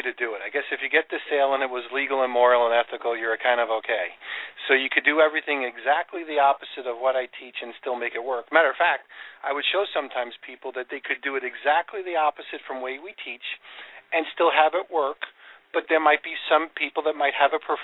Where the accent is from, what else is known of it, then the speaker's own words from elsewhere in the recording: New York, United States; I grew up in New York